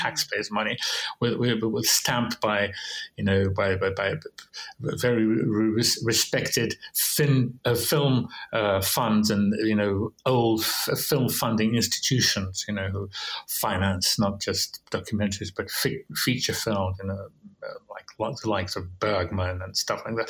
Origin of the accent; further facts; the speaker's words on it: Russia; growing up in Russia in the 20th century, uh, in Soviet Union